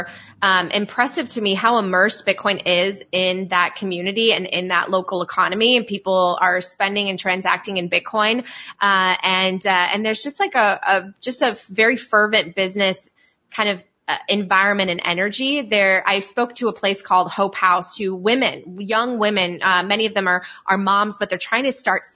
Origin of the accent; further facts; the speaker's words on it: Poland; moved away; also born or lived in Italy; so I'm from Poland, and I also lived in Italy